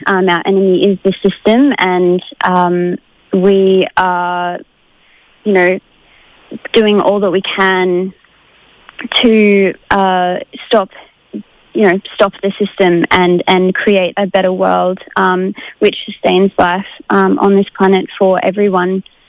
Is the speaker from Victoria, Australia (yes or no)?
no; Brisbane, Queensland, Australia; I'm from Brisbane Mianjin